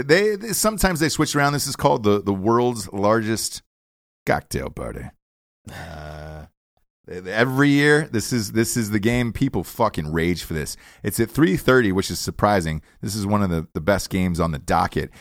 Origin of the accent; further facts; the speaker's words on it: Georgia, United States; I'm from Georgia.